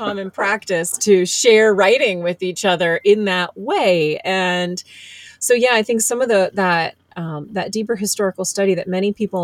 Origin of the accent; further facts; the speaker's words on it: Bible Belt, Midwest, United States; I grew up in the Bible Belt in a small Presbyterian church, and Presbyterians tend to be fairly liberal, but not in the Midwest